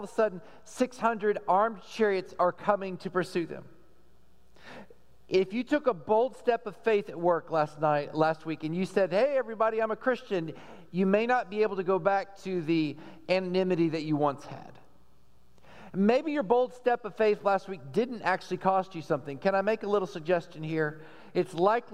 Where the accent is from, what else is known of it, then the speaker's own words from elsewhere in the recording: Texas, United States; growing up in Texas